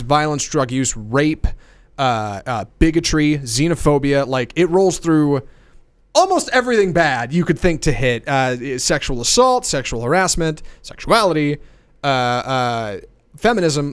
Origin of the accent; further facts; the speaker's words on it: United States; I'm born and raised in America